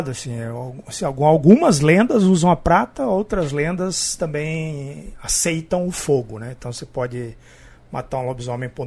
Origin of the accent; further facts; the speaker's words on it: Araraquara, São Paulo, Brazil; É, eu sou de Araraquara. É.